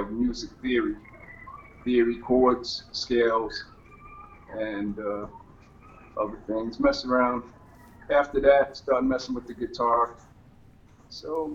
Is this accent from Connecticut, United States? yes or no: no; Jersey City, New Jersey, United States; We grew up in Jersey City. New Jersey.